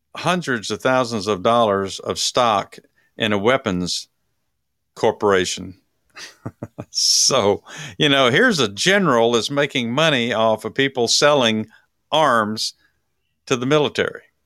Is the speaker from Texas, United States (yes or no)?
yes; Texas, United States; from my home state